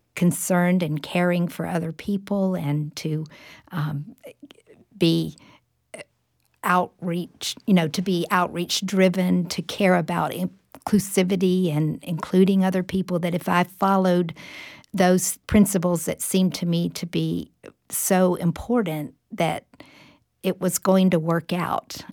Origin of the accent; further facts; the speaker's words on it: Jacksonville, Florida, United States; moved away as an adult; now in Tallahassee, United States; I grew up in the church in Jacksonville, Florida, Riverside Baptist Church